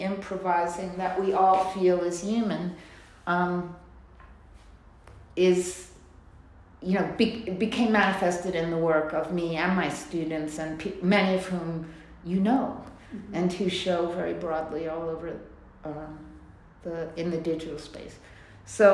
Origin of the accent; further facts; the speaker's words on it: New York, United States; I grew up in New York